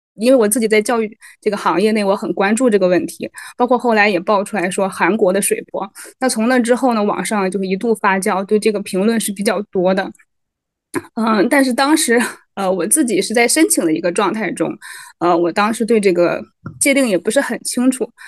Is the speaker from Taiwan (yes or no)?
no; the North, northern China, China; moved away as an adult; now in Malaysia; 我是北方人